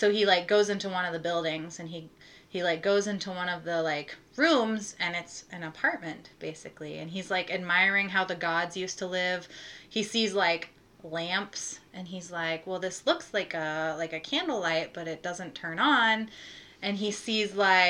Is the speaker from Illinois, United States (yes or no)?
yes; Plymouth, Illinois, United States; my hometown of Plymouth, Illinois, which is 600 people